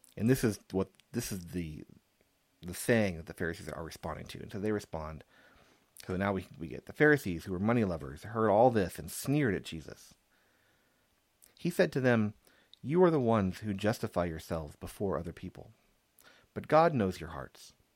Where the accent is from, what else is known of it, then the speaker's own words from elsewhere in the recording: San Antonio, Texas, United States; growing up in San Antonio